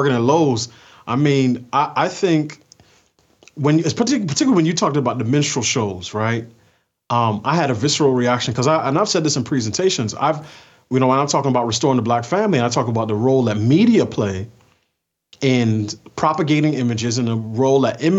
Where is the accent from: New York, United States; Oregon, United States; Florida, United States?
New York, United States; I grew up in New York in the 90s, so I'm a child of hip hop.